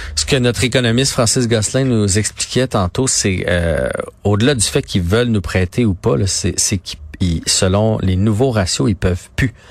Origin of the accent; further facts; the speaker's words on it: Trois-Rivières, Quebec, Canada; je viens de la Mauricie, à Trois-Rivières